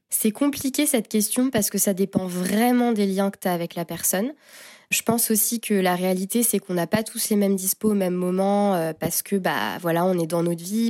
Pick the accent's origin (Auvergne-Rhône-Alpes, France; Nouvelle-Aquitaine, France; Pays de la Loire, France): Pays de la Loire, France; Angers; moved away as an adult; now in Paris, France; je suis née à Angers, donc j'ai grandi dans un petit village près d'Angers